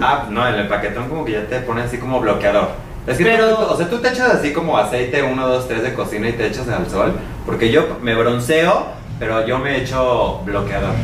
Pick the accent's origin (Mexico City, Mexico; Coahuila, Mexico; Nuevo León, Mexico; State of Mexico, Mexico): Mexico City, Mexico; a los de la ciudad